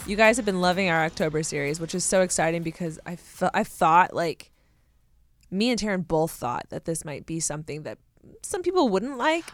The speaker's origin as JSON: {"language": "English", "region": "Southern California", "country": "United States", "said": "I'm from Southern California."}